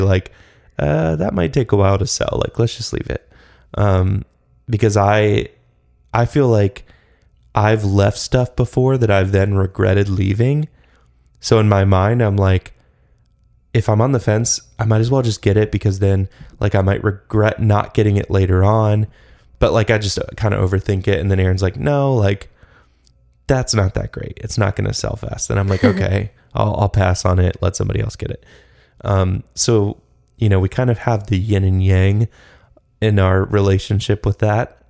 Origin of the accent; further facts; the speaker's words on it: Atlanta, Georgia, United States; moved away; when I was growing up in Atlanta